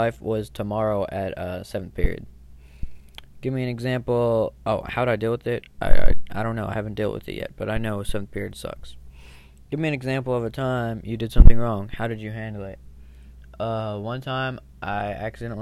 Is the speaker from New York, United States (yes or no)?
no; California, United States; I'm from California